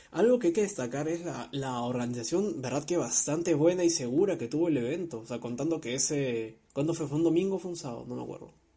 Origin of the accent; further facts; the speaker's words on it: Peru; a mí como, como peruano